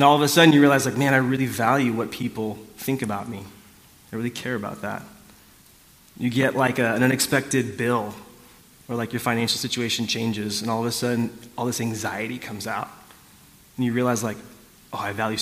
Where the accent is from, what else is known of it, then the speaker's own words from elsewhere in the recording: South Orange County, California, United States; I grew up in South Orange County in the 90s